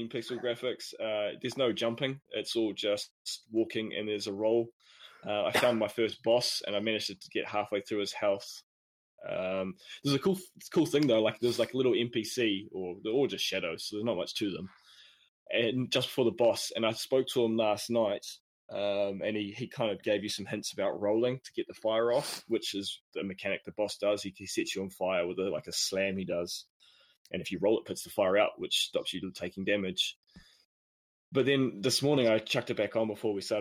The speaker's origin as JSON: {"language": "English", "country": "New Zealand", "accent": "Kiwi", "said": "It's my Kiwi accent"}